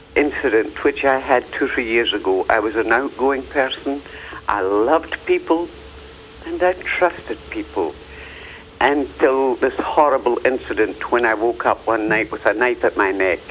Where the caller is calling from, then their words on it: Tucson, Arizona, United States; I'm calling from Tucson.